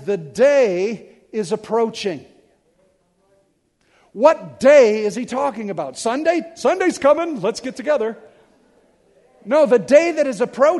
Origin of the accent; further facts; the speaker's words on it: Detroit, Michigan, United States; I'm from Detroit